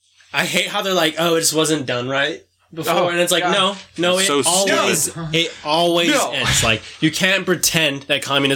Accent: New Mexico, United States; Dude, I grew up in New Mexico.

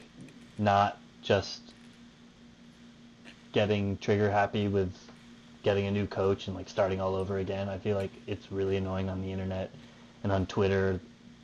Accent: Houston, Texas, United States; growing up in Houston

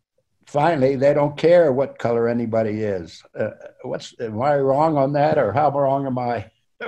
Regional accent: Salt Lake City, Utah, United States; I remember growing up in Salt Lake

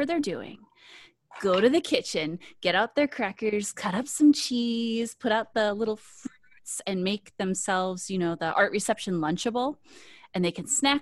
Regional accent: Minnesota, United States; also born or lived in Washington; now in South Dakota, United States; I was born in Washington, and I grew up in Minnesota

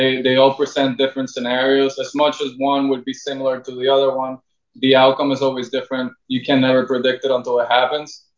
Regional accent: Brazil; moved away; my hometown. It is Brazil

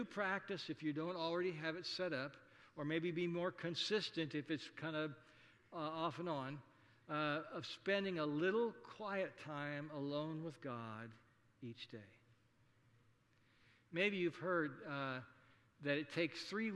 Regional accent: Saunders County, Nebraska, United States; when I was growing up in District 3, Saunders County Country School

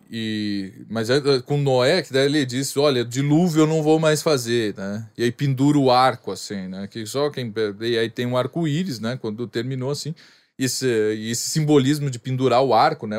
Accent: Rio Grande do Sul, Brazil; eu sou gaúcho

